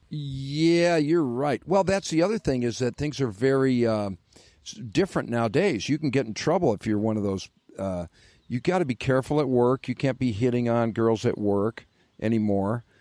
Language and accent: English; Detroit, Michigan, United States; I'm from Detroit